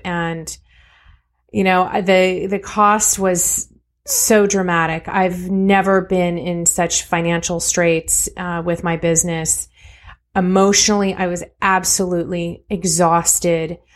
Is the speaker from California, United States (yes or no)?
yes; California, United States; I was born and raised in California